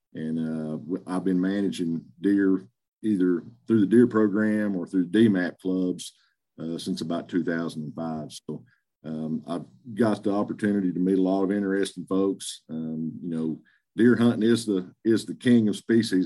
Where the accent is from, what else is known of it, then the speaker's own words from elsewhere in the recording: Greenwood, Arkansas, United States; also born or lived in Oklahoma; I'm from Greenwood, Arkansas, uh, Western Arkansas, just south Fort Smith